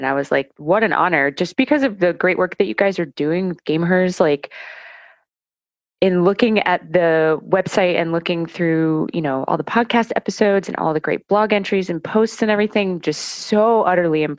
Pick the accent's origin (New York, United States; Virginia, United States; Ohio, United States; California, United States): Ohio, United States; North Canton; up in North Canton, Ohio, a few forays into other places, but mostly grew up in Ohio